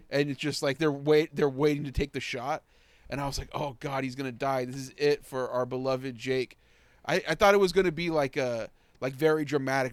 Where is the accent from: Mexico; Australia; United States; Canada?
Mexico; I'm from Mexico